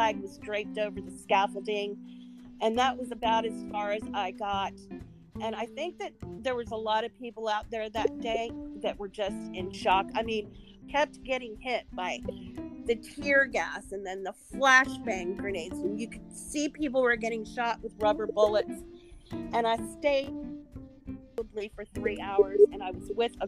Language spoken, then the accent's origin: English; Arlington, Virginia, United States; also born or lived in Washington, D.C.; I was raised in Arlington, which is literally right over the bridge.